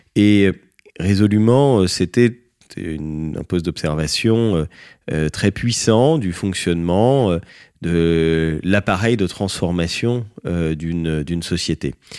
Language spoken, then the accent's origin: French; France; on est français